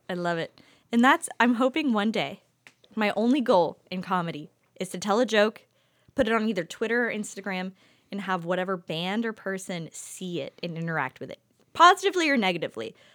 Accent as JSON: {"language": "English", "town": "Youngstown", "region": "Ohio", "country": "United States", "tie": "born or raised there", "moved": "yes", "said": "I come from Youngstown where people are already on their second kid right now"}